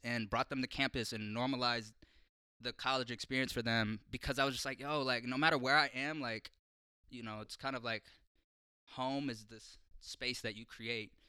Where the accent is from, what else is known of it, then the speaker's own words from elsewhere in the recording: Portland, Oregon, United States; growing up in North Portland, in Columbia Villa